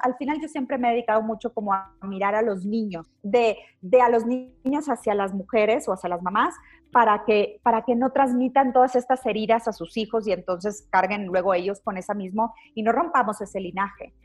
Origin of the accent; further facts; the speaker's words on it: Mexico; como mamás mexicanas, latinas, de habla hispana